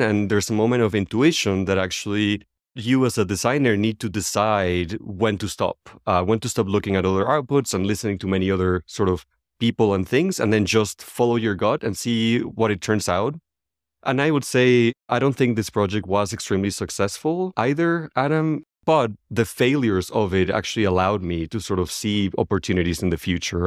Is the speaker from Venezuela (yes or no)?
yes; Venezuela; moved away as an adult; As I left Venezuela, my home country, ten, about twelve years ago